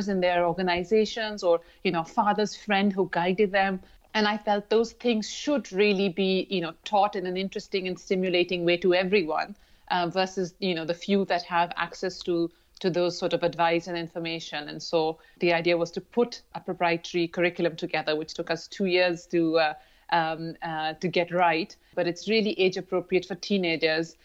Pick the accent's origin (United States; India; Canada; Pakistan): Pakistan; Lahore, Punjab; moved away; also born or lived in London / Dubai; I grew up in Lahore in Pakistan